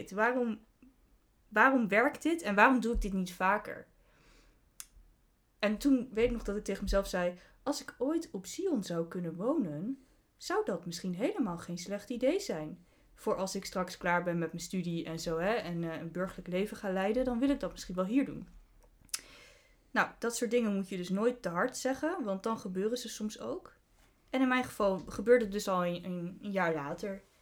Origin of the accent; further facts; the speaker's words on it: Deventer, Overijssel, Netherlands; Ik woonde in Groningen. Ik kom overigens wel uit Deventer. Kun je ook horen aan mijn, eh, mijn accent.